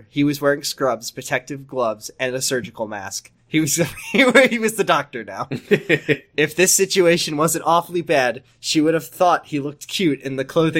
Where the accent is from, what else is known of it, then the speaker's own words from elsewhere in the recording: United States; As an American